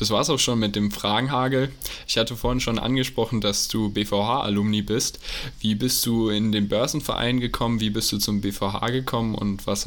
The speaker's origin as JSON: {"language": "German", "area": "near Stuttgart", "region": "Baden-Württemberg", "country": "Germany", "said": "Aus der Nähe von Stuttgart."}